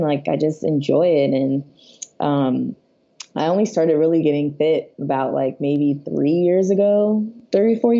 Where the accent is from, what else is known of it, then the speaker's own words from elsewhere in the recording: Fort Lauderdale, Florida, United States; moved away as an adult; also born or lived in Miami, Florida; now in Long Beach, United States; I'm originally from Fort Lauderdale, Florida, born and raised there, Florida my whole life